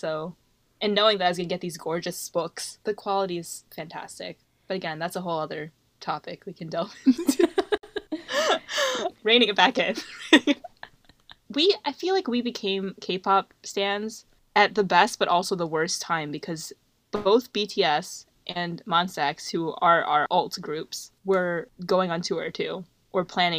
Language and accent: English; Michigan, United States; which is our state. We're from Michigan.